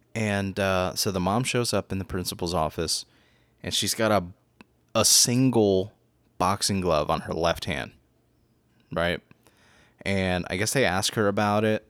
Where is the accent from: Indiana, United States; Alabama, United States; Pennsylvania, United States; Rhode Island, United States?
Pennsylvania, United States; Philadelphia; moved away as an adult; also born or lived in New York; now in Florida, United States; I was born in New York, too, and raised in Philadelphia